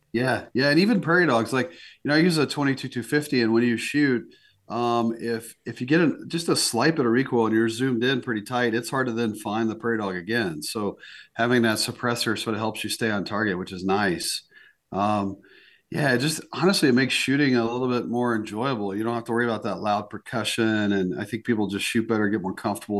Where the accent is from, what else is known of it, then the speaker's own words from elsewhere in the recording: North Carolina, United States; moved away as an adult; now in South Dakota, United States; I was born in the South and grew up there in the Southeast, mostly in North Carolina